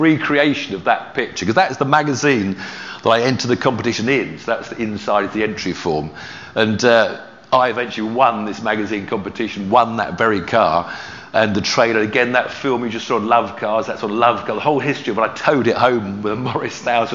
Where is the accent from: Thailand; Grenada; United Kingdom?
United Kingdom; Weybridge, South East England; also born or lived in Havant, Hampshire; So I was actually born in Havant, where my grandmother lived, and but as soon as I was about 3 months old, I was brought home to live here in Weybridge